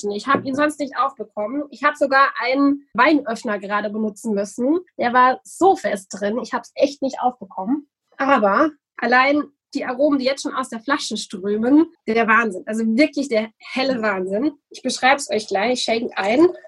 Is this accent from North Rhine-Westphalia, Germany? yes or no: no; Bürgstadt, Bavaria, Germany; Also der Dialekt, bei mir ganz einfach. Ich komme aus dem Unterfränkischen. In meinem Ort spricht man auch wunderbaren Dialekt in Bürgstadt.